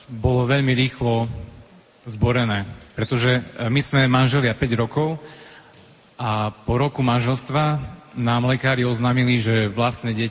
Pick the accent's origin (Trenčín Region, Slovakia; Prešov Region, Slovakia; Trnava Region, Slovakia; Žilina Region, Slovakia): Prešov Region, Slovakia; Levoča; also born or lived in Bratislava; prišli sme z Levoče